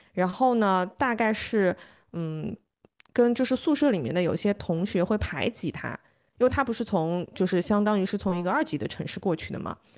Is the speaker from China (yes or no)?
yes; Suzhou, Jiangsu, China; 我妈妈是在长春出生的，然后他他的妈妈也是，然后大家又是好像在很小的年龄一起来到了苏州。所以他们有非常相似的这个成长的经历，然后后来那个成家之后，两家人又住得很近，都住在同一个小区里面